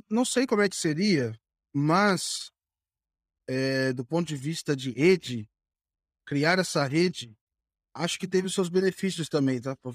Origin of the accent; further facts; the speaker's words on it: Volta Redonda, Rio de Janeiro, Brazil; eu sou de, é, de Volta então. Redonda.